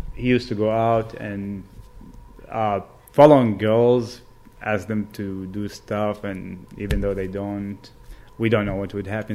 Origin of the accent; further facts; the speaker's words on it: Baghdad, Baghdad Governorate, Iraq; moved away as an adult; now in United States; I was born and raised in Baghdad, Iraq